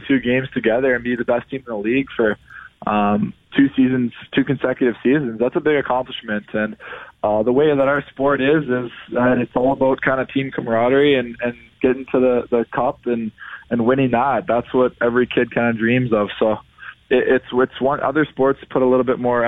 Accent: Toronto, Ontario, Canada; growing up in Toronto

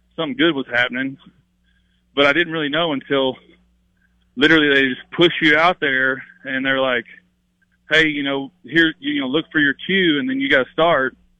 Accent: Kennett, Missouri, United States; moved away as an adult; now in Nashville area, United States; I grew up, like I said, you know, really close to Arkansas and Tennessee

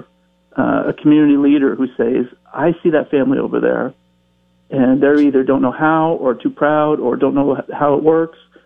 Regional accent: Bellows Falls, Vermont, United States; growing up in Bells Falls, Vermont

